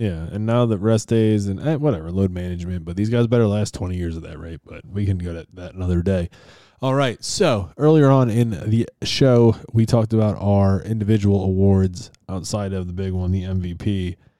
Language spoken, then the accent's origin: English; Buffalo, New York, United States; born or raised there; moved away